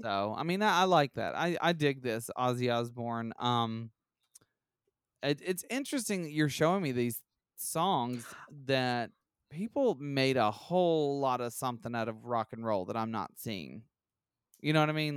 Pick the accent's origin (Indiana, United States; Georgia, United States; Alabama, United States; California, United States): Alabama, United States; we're from Alabama